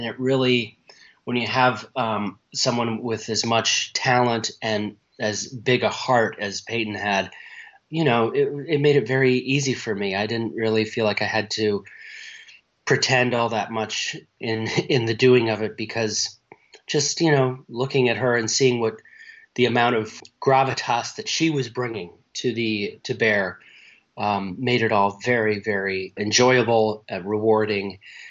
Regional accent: Canada; born there; She's from a town very close to where I was born in Canada

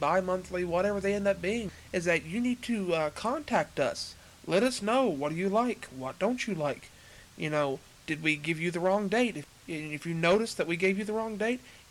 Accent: Nicholasville, Kentucky, United States; I'm from Nicholasville, Kentucky, which is just directly south of Lexington

